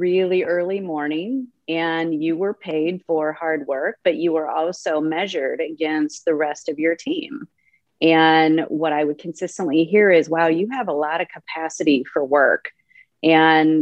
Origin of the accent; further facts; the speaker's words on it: Le Mars, Iowa, United States; moved away as an adult; also born or lived in Arkansas / Quad Cities; now in Chicago, United States; I grew up in Lamar's, Iowa, so northwest Iowa.